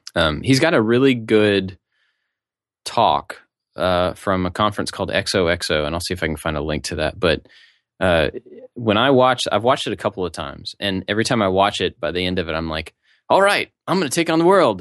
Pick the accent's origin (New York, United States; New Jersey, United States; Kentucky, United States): Kentucky, United States; now in Savannah, United States; where I'm from